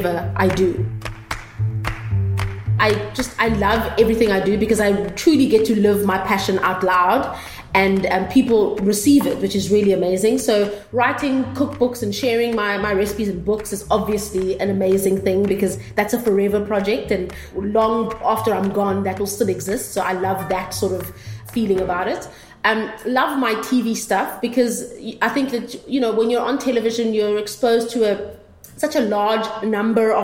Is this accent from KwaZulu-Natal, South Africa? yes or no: yes; Durban, KwaZulu-Natal, South Africa; growing up in Durban, obviously there was segregation